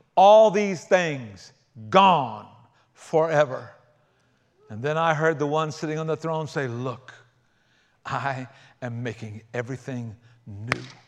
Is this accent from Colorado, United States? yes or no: no; South Carolina, United States; I grew up in South Carolina rather than the outback of Australia.